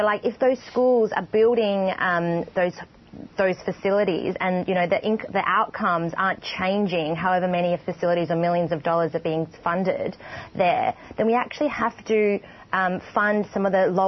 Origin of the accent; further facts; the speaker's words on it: Australia; for us as Australian